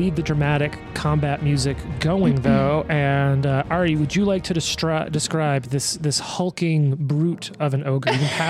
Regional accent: Louisiana, United States; accent: thick Louisiana; moved away; I grew up in Louisiana at the time and I had like a thick Louisiana accent.

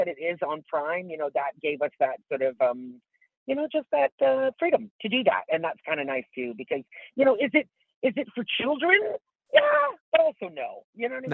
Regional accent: Tillsonburg, Ontario, Canada; moved away as an adult; also born or lived in Toronto; I grew up in a little town called Tillsonburg, Ontario

